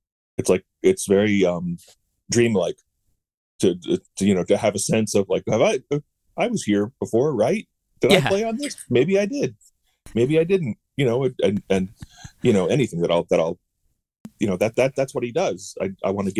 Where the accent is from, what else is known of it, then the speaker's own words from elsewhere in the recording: Charlottesville, Virginia, United States; I grew up in Virginia in Charlottesville